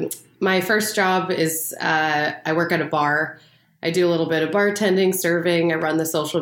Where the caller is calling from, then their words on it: Seattle, Washington, United States; I'm in Seattle right now.